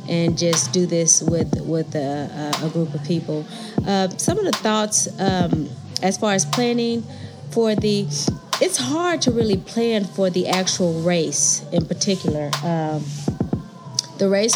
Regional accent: Tulsa, Oklahoma, United States; I'm from Tulsa, Oklahoma

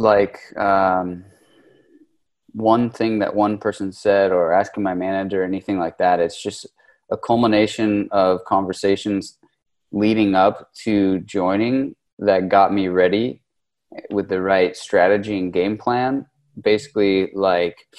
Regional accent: Los Angeles, California, United States; moved away as an adult; now in Spain; I'm from California. I grew up in the Los Angeles, Orange County area, but I moved to Spain 11 years ago or so.

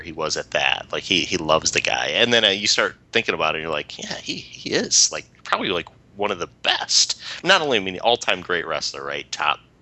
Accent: United States; we're American

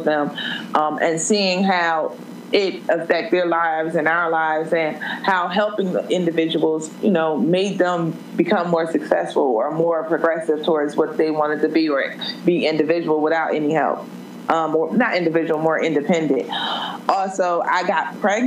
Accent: Trenton, New Jersey, United States; now in Atlanta, United States; I'm originally from Trenton, New Jersey. Grew up in a single mother household with my two older brothers

